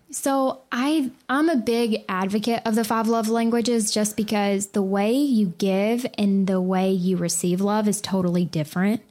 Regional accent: the South, United States; I'm from the South

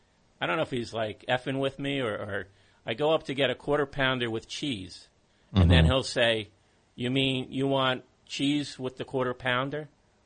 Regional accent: Bayonne, New Jersey, United States; born or raised there

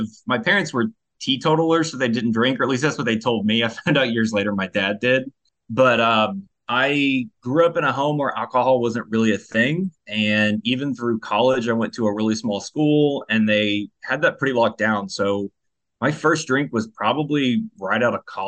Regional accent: California, United States; now in Richmond, United States; So I'm originally from California. That's where I was born and raised. I live in Richmond, Virginia now.

